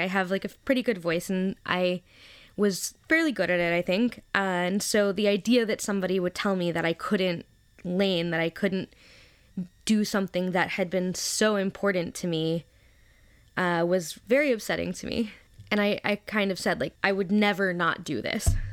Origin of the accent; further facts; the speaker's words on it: Memphis, Tennessee, United States; now in New York, United States; I am originally from Memphis, Tennessee, down south.